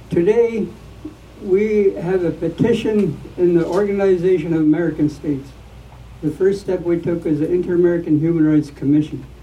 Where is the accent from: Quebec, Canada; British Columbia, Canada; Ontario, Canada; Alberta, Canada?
British Columbia, Canada; I tell Canada I am a Lewitan. Thank you. I'm, I'm not a Canadian. I never will be.